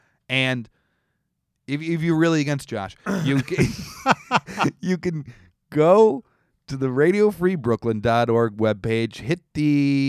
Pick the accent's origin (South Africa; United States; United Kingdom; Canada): Canada; This is something as a Canadian, you know.